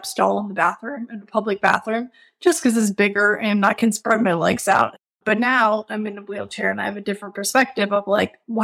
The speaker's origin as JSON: {"language": "English", "town": "Richmond", "region": "Virginia", "country": "United States", "tie": "born or raised there", "said": "Richmond, my hometown"}